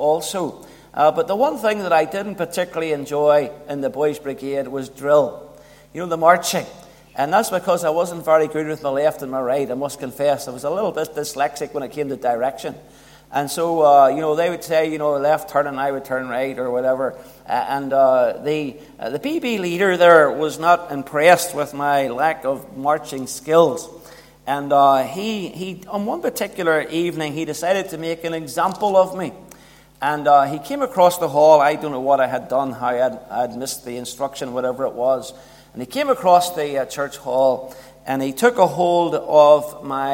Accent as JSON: {"language": "English", "town": "Belfast", "region": "Northern Ireland", "country": "United Kingdom", "tie": "born or raised there", "said": "I was brought up in North Belfast"}